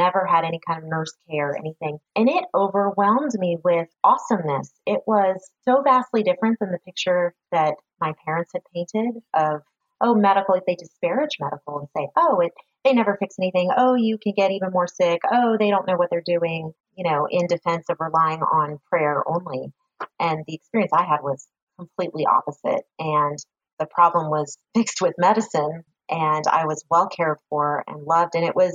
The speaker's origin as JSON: {"language": "English", "area": "San Francisco Bay Area", "region": "California", "country": "United States", "tie": "born or raised there", "lives_now": "Roseville, United States", "said": "I grew up in the Bay Area, San Francisco Bay Area, and met my husband when we were like eighth graders"}